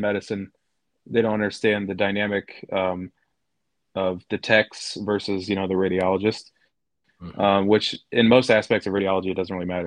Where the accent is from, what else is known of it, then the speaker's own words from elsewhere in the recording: Illinois, United States; I'm from Illinois.